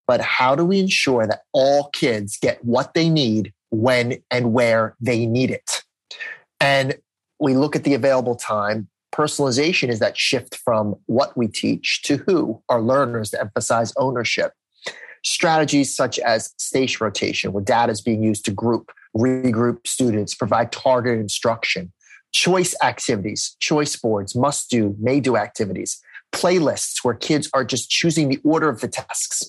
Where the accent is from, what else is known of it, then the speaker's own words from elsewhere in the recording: New Jersey, United States; I'm from New Jersey